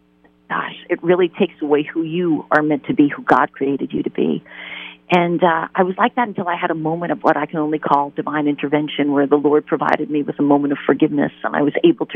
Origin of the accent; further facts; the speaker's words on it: New York, United States; I am originally from New York, and I had a wonderful traditional Catholic upbringing.